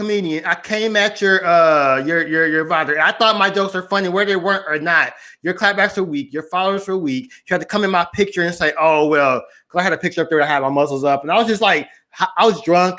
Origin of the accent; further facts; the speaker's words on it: the South, United States; I'm from the South